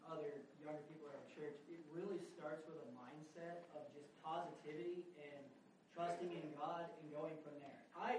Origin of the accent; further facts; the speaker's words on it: Indiana, United States; now in Chattanooga, United States; I do a lot of the food deliveries, Uber Eats and such, and I go all over Chattanooga. Mm-hmm. I was born and raised in Indiana